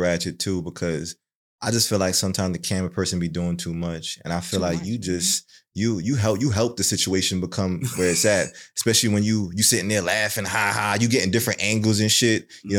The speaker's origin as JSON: {"language": "English", "country": "Jamaica", "said": "You know, I'm Jamaican."}